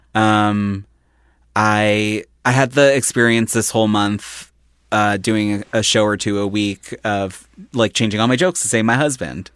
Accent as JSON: {"language": "English", "town": "Philadelphia", "region": "Pennsylvania", "country": "United States", "tie": "born or raised there", "moved": "yes", "said": "I'm from Philly, like Center City border of South Philly. And there was a restaurant growing up called Judy's."}